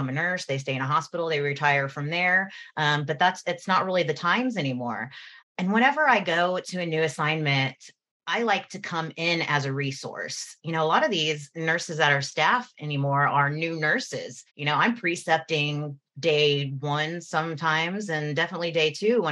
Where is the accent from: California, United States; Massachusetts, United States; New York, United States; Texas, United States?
Texas, United States; Houston; moved away; Houston, that's my hometown